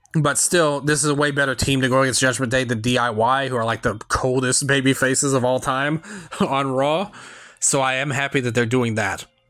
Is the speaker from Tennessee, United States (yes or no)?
yes; Memphis, Tennessee, United States; I'm from Memphis, so I'm in the Central Time Zone